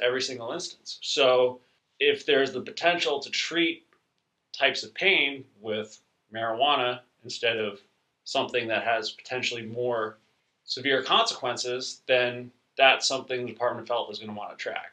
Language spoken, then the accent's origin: English; New York, United States; I grew up in New York